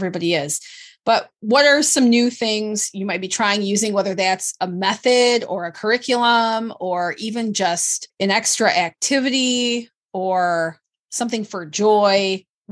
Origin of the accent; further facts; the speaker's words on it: Michigan, United States; moved away as an adult; also born or lived in Washington, D.C. / Memphis, Tennessee; I grew up in Michigan and never learned Michigan history from school